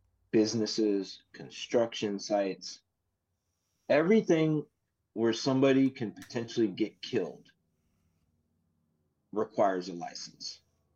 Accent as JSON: {"language": "English", "country": "United States", "said": "I, as an American"}